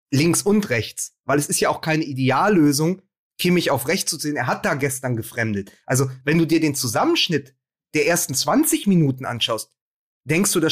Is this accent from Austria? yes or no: yes; Austria; Wir als Österreicher hätten gern Ihre Probleme.